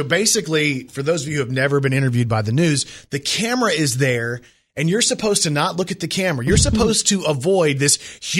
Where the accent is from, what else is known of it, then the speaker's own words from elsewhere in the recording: Texas, United States; moved away; I'm from Texas